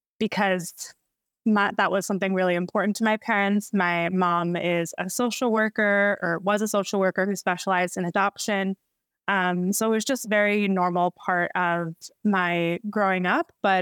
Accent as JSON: {"language": "English", "town": "Baltimore", "region": "Maryland", "country": "United States", "moved": "as an adult", "lives_now": "Los Angeles, United States", "said": "I live in Los Angeles, California. I'm originally from Baltimore. So I am an East Coast gal, but since moved here 5 years ago"}